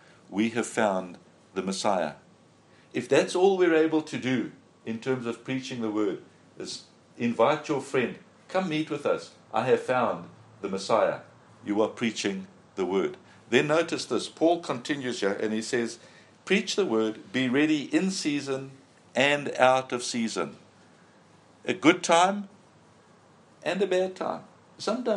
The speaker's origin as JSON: {"language": "English", "country": "South Africa", "said": "we come here from South Africa"}